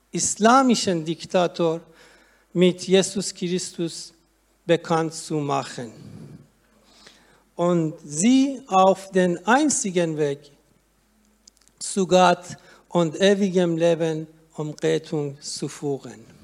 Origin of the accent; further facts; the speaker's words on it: Iran; moved away as an adult; now in Germany; als ich mit meiner Tochter als Flüchtling nach Deutschland kam. Denn in, denn in meiner Heimat darf ein Muslim seine Religion nicht wechseln und wird davor mit dem Tod bestraft.